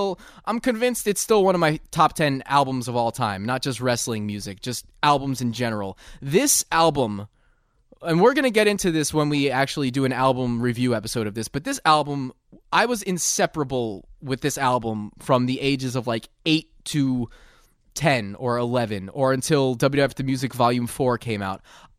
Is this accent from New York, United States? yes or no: yes; Long Island, New York, United States; I'm an Italian from Long Island